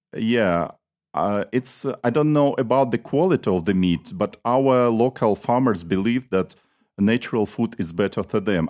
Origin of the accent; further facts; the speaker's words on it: Nalchik, Kabardino-Balkaria, Russia; I am from the city of Nalchik, which is the capital of the Republic Kabardina Balkar. It's on the south of Russia.